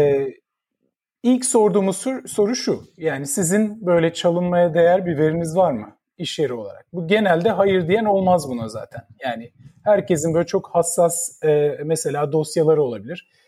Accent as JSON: {"language": "Turkish", "region": "Ankara", "country": "Turkey", "tie": "born or raised there", "moved": "as an adult", "lives_now": "United States", "said": "ben 1975'te Ankara'da doğdum. Şimdi yaşımı direkt ilk bilgi olarak yaşımı e, söylemiş oluyorum ama ee, Ankara'da doğdum. İlk e, hayatımın 20-21 senesi Ankara'da geçti."}